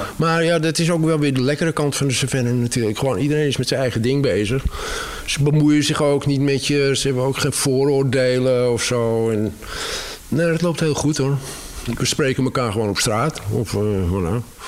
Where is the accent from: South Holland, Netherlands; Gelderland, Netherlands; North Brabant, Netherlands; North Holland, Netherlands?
North Holland, Netherlands; Amsterdam; moved away as an adult; also born or lived in Cévennes, France; now in France; Ik ben echt Amsterdammer. In Amsterdam geboren en getogen.